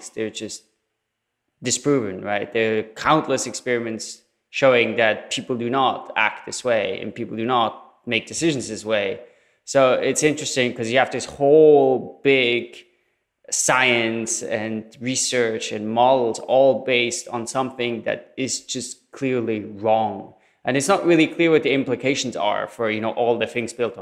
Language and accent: English; Switzerland; moved away; I'm from Switzerland originally